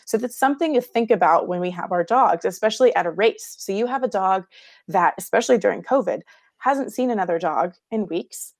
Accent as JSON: {"language": "English", "town": "Houston", "region": "Texas", "country": "United States", "tie": "born or raised there", "said": "I grew up in Houston, Texas"}